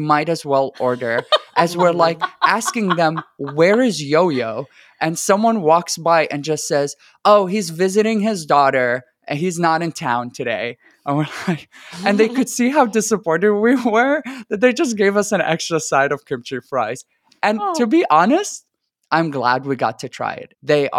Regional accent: Iraq; English is a second language; now in Houston, United States; I am originally from Iraq. My family is entirely from Iraq, And it is, even in other parts of the Middle East, it is very hard to find places that make Iraqi food.

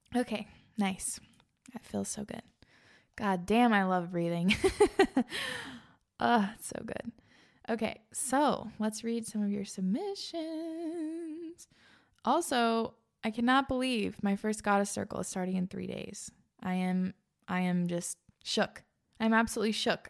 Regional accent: East Coast, United States; also born or lived in Pacific Northwest; now in Iowa, United States; I grew up on the East Coast.

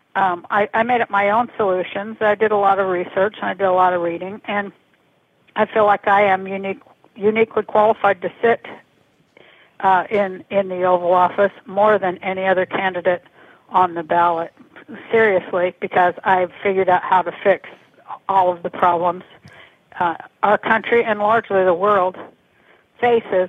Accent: Salt Lake City, Utah, United States; I'm from Salt Lake City, Utah

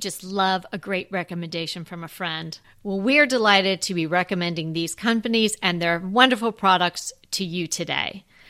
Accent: California, United States; I love New York too. So I am torn, but it's my home state.

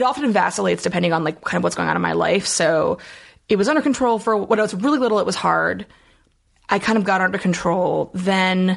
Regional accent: Allentown, Pennsylvania, United States; now in Philadelphia, United States; I'm from Allentown originally.

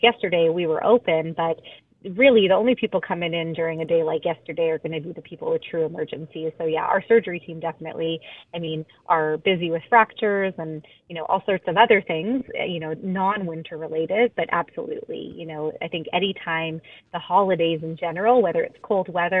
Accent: Alberta, Canada; now in Vancouver, Canada; I grew up in Alberta

